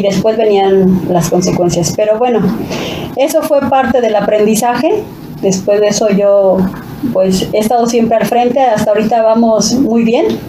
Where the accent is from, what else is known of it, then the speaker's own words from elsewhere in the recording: Mexico; ahí es donde yo me nací y crecí en el Adolfo López Mateos